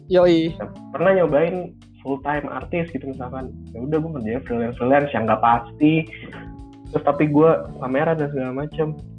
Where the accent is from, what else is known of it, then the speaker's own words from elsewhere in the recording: Purwokerto, Central Java, Indonesia; karena gue orang Purwokerto kan jadi gue tahu mendoan yang eh, enak banget tuh gimana